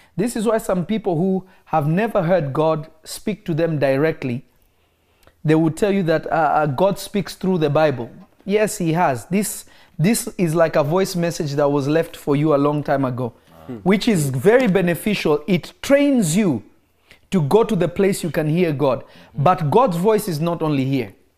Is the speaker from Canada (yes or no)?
no; Kenya; moved away; also born or lived in Congo / United States; I am from the Congo. I am American, but my family is from the Congo. I grew up in Kenya.